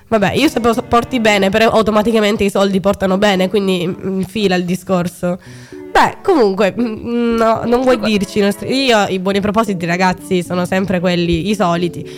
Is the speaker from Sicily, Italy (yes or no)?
yes; Sicily, Italy; moved away; nel mio paese giù eh, in Sicilia